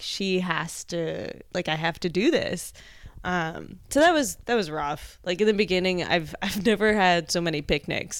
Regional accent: New Jersey, United States; now in New York, United States; I grew up in Jersey, so, like, a classic New York City suburb

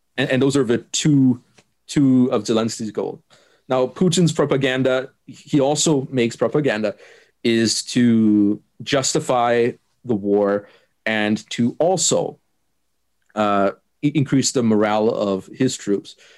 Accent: Germany; first language German; English is a second language; I'm from Germany.

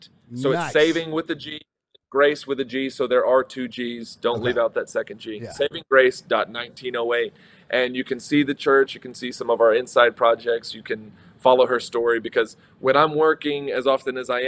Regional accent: Texas, United States; I'm not from Michigan. I'm from Texas

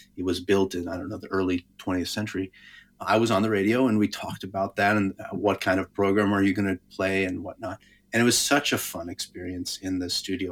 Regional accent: Albuquerque, New Mexico, United States; I grew up in Albuquerque

